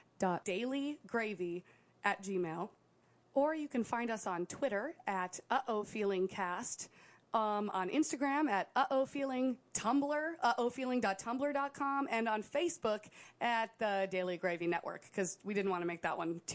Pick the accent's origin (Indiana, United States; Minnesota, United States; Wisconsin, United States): Wisconsin, United States; we're from Wisconsin